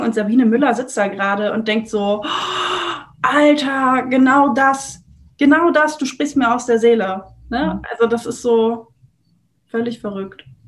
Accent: Germany; ich komme aus Deutschland.

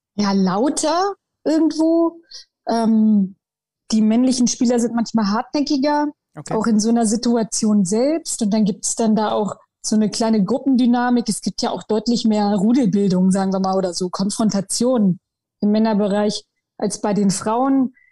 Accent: Goslar district, Lower Saxony, Germany; Ich komme aus dem Landkreis Goslar, ähm, hier so halt in der Region

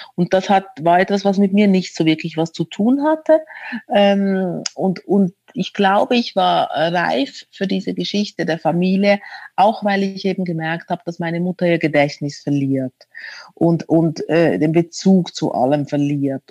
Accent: Zürich, Switzerland; moved away as an adult; now in Berlin, Germany; ich bin in Zürich geboren als Italienerin

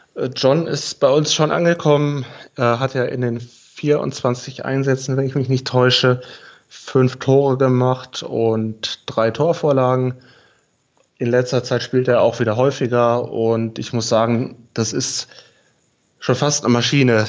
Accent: near Aschaffenburg, Bavaria, Germany; moved away as an adult; also born or lived in Heidenheim; Ich komme ursprünglich aus der Nähe von Aschaffenburg.

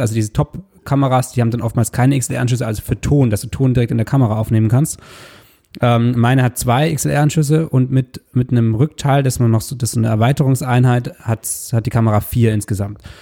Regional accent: Southern Germany, Germany; wir sind beide aus Süddeutschland

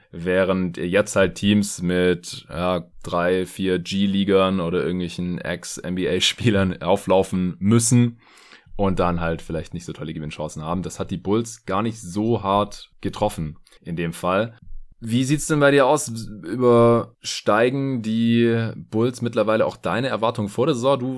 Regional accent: Stuttgart, Baden-Württemberg, Germany; was ich gebraucht habe in Stuttgart, in meiner alten Heimat.

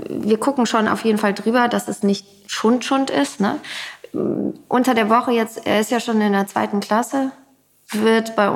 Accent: North Rhine-Westphalia, Germany; Ich komme ja so aus dem Rheinland, da gab es nur so WDR und irgendwann gab es Vox dazu.

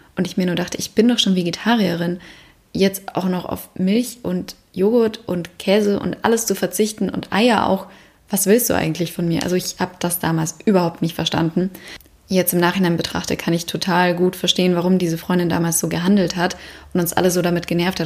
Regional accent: Bavaria, Germany; bin ich in Bayern aufgewachsen

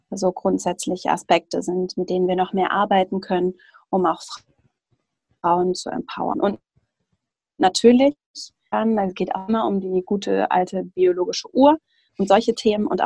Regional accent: Schleswig-Holstein, Germany; now in Hamburg, Germany; ich komme ursprünglich aus Schleswig-Holstein, aus so einer ländlichen Region

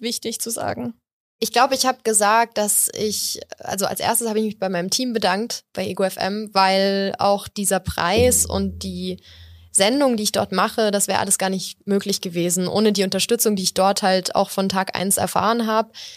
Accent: Munich, Bavaria, Germany; ich bin hier geboren und aufgewachsen

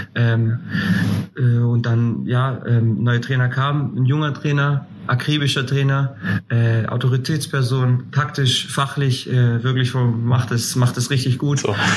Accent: Greece; also born or lived in Würzburg; now in Kaiserslautern, Germany; ich bin Grieche

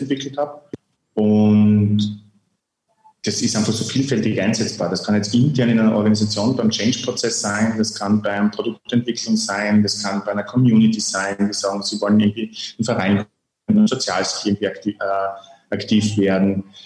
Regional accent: Lavant Valley, Carinthia, Austria; now in Graz, Austria; dort, wo ich herkomme, ein kleines Tal

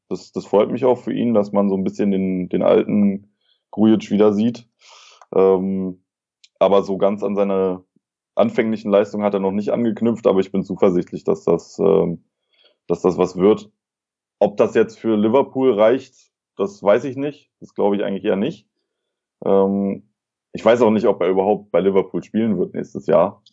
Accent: Berlin, Germany; moved away; ich bin in Neukölln geboren, also im Herzen, im, Her im Herzen Berlins. Äh, bin dann in, äh, im Südwesten der Stadt aufgewachsen.

